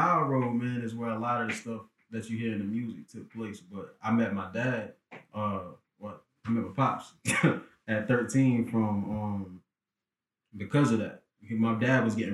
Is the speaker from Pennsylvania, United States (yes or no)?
no; Vanceboro, North Carolina, United States; I'm from Vanceboro, small town city with big city dreams. Got one stoplight.